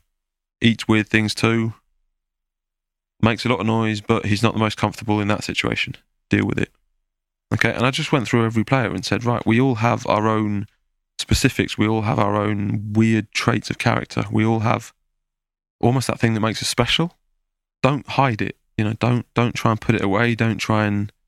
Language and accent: English; Belgium; now in France; I talk half-decent English, half-decent French, I'm from Belgium, working in France